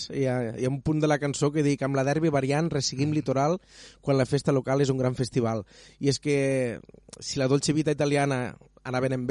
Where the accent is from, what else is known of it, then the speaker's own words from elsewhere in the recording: Catalonia, Spain; Sempre m'he omplit la boca de dir que sóc de les Terres de l'Ebre